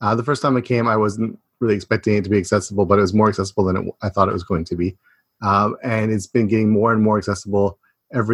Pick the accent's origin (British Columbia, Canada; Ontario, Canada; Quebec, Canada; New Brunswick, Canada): Ontario, Canada; a small town about an hour from Toronto; moved away as an adult; now in Japan; I'm from a small town about an hour away from Toronto, but in Canada, we let that pass as Toronto